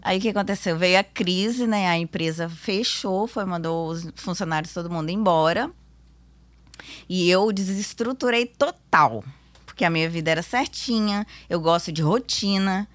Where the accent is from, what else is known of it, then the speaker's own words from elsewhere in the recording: Vitória, Espírito Santo, Brazil; sou daqui mesmo, de Vitória.